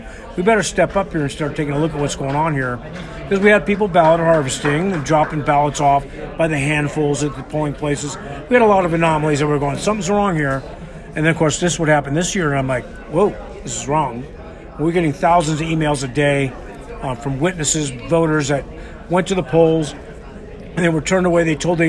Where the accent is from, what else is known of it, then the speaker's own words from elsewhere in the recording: California, United States; also born or lived in New York; And moved to California with my parents, and then my folks split up when I was in the six